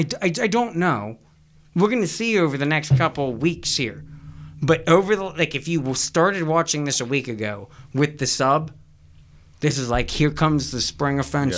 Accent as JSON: {"language": "English", "country": "United States", "said": "I'm from America."}